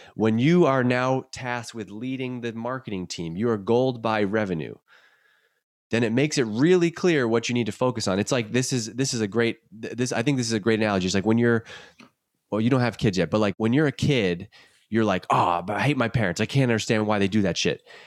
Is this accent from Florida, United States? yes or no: no; Worcester, Massachusetts, United States; I'm born and raised in Worcester, grew up in Worcester